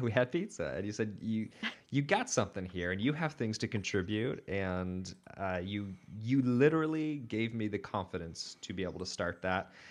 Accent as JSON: {"language": "English", "town": "Portland", "country": "United States", "tie": "born or raised there", "said": "I did grow up in Portland"}